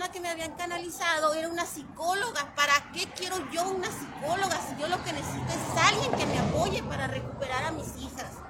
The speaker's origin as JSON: {"language": "Spanish", "region": "Zacatecas", "country": "Mexico", "also_born_or_lived": "Altar", "lives_now": "Hermosillo, Mexico", "said": "somos originarios de Zacatecas"}